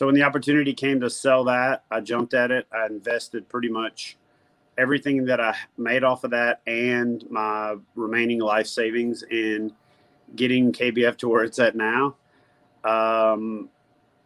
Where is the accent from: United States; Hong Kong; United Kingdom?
United States; Louisiana; also born or lived in Georgia / Norfolk, Virginia / Corpus Christi, Texas; now in White House, United States; I'm originally from Louisiana, lived in Georgia for a few years before I joined the Navy.